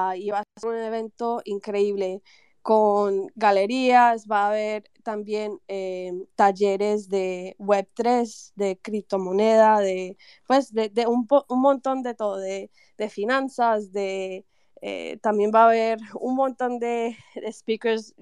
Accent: Medellín, Antioquia, Colombia; yo soy de, yo soy de Medellín

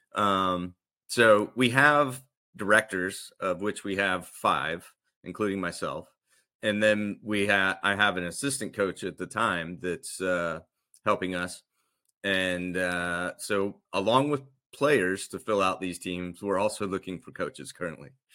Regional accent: the South, United States; now in Florida, United States; I grew up in the South

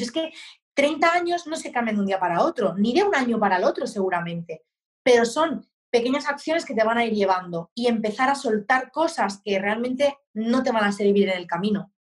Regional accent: Barcelona, Catalonia, Spain; moved away as an adult; now in Murcia, Spain; con 23 años me mudé a Murcia, yo soy de Barcelona

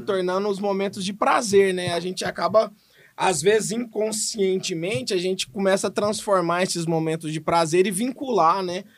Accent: Goiânia, Goiás, Brazil; eu sou de Goiânia, né, nasci em Goiânia, fui criado em Goiânia, estudei em Goiânia

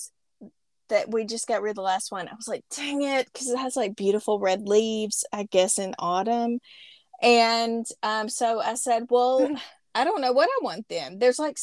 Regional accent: Arkansas, United States; accent: Arkansas American; my Arkansas American accent

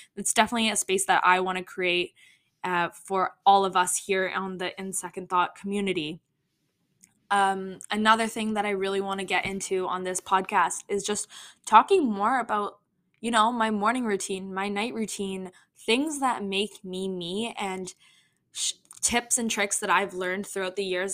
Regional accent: Toronto, Ontario, Canada; I am from Toronto, Toronto, Canada

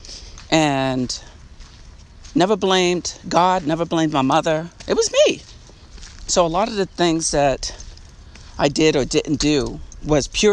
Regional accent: Long Island, New York, United States; I'm from Long Island, New York, and I was raised in a housing project

